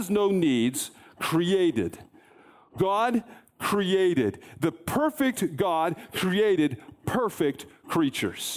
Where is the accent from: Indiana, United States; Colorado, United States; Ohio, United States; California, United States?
Colorado, United States; I grew up in Colorado